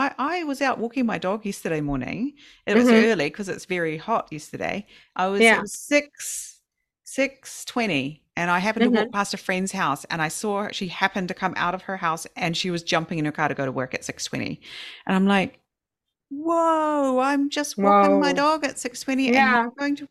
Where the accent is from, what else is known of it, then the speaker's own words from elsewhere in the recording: New Zealand; moved away as an adult; now in Fukushima, Japan; I still struggle as a New Zealander